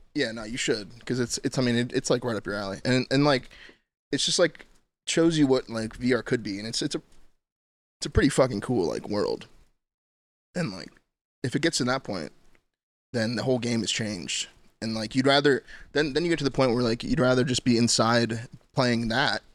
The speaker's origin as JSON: {"language": "English", "area": "Orange County", "region": "California", "country": "United States", "tie": "born or raised there", "said": "I'm from Orange County"}